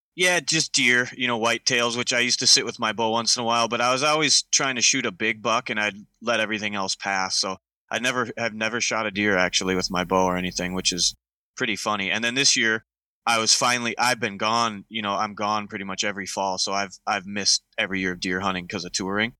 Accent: Minnesota, United States; I grew up in Minnesota. I still live here

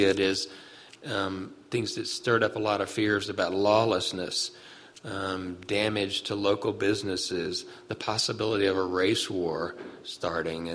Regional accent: Birmingham, Alabama, United States; in 1963 in Birmingham, which is my hometown

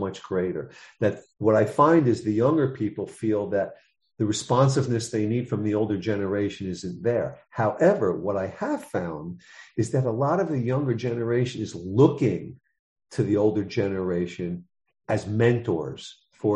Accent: New York City, New York, United States; I'm from the Bronx, New York.

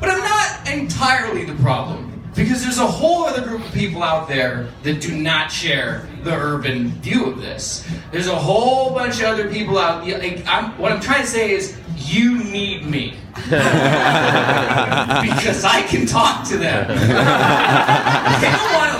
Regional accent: Montana, United States; I'm from Montana, which is a state that people can come.

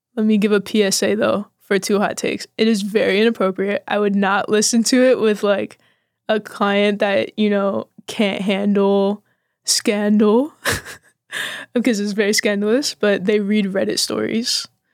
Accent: Austin, Texas, United States; also born or lived in Bastrop, Texas / Oklahoma; I'm from Austin

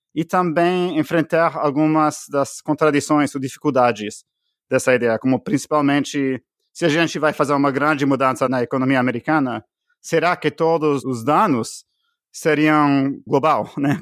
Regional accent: Canada; Portuguese is a second language; moved away as an adult; also born or lived in Bolivia; now in United States; eu sou canadense

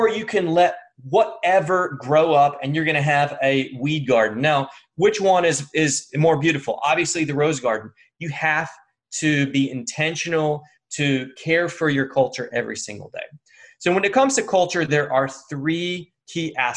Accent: United States; I'm American

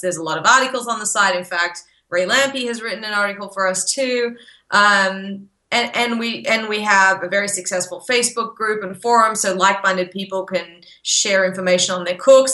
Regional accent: Australia; born or raised there; moved away as an adult; now in Texas, United States

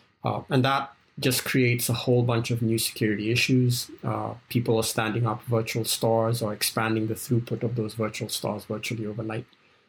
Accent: Kenya; also born or lived in South Africa; I grew up in Kenya and South Africa, and Formula One was one of those international events that I realized the whole world was watching every 2 weeks.

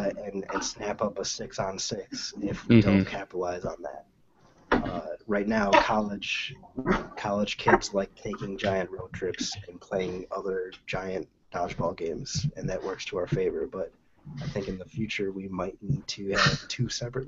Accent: Michigan, United States; Like, we're all from Michigan

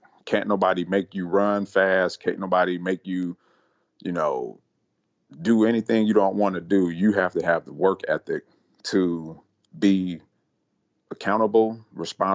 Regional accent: Cleveland, Ohio, United States; also born or lived in San Francisco, California; now in Columbus, United States; I grew up in Cleveland, Ohio, graduated high school

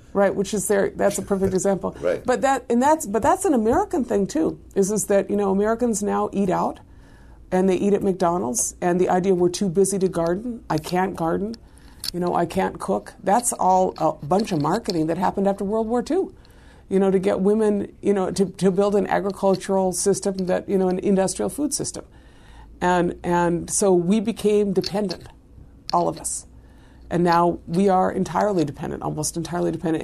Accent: Ashland, Oregon, United States; moved away as an adult; also born or lived in East Los Angeles, California; now in White Earth Reservation, United States; raised in a small town in Southern Oregon

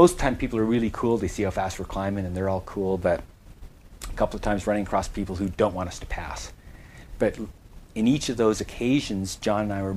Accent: Canada; being a Canadian

